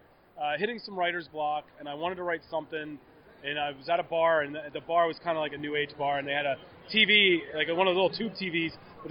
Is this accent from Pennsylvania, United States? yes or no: yes; Philadelphia, Pennsylvania, United States; moved away; I'm a Philadelphia guy, born and raised.